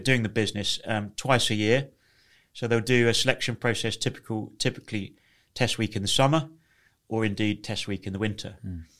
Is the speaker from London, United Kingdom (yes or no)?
no; Leighton Buzzard, East of England, United Kingdom; I grew up in a small town in uh, Leighton Buzzard in Bedfordshire